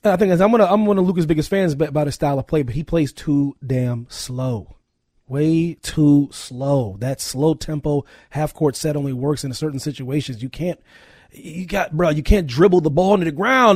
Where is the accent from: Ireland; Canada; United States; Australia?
United States; Pennsylvania; I'm from Pennsylvania.